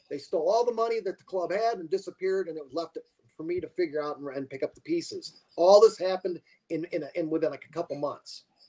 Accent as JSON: {"language": "English", "town": "Bradford", "region": "Pennsylvania", "country": "United States", "tie": "born or raised there", "also_born_or_lived": "Phoenix, Arizona", "moved": "yes", "lives_now": "Glendale, Arizona, United States", "said": "I was born in Bradford, PA. I was actually a border child"}